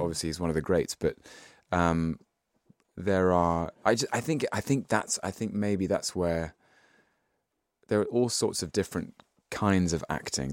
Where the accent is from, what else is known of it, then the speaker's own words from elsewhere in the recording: London, United Kingdom; I was born in London in nineteen eighty-one